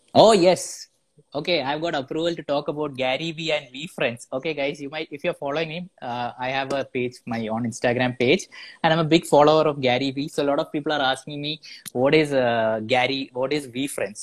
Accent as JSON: {"language": "English", "region": "Kerala", "country": "India", "said": "I am from Kerala."}